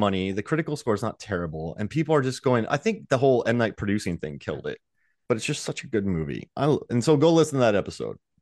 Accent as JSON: {"language": "English", "town": "St. Petersburg", "region": "Florida", "country": "United States", "said": "I'm from Saint Pete"}